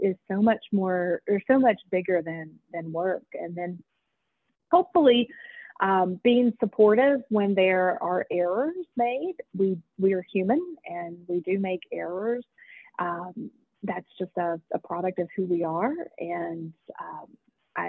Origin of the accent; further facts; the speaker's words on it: Fayette County, West Virginia, United States; I have lived my entire life in West Virginia. I grew up in Fayette County.